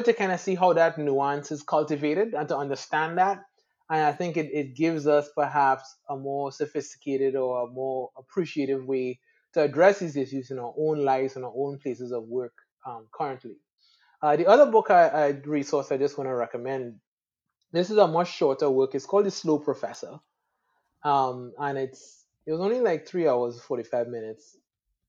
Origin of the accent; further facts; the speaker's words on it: Trinidad & Tobago; moved away as an adult; also born or lived in Atlanta, Georgia; I'm from Trinidad and the Caribbean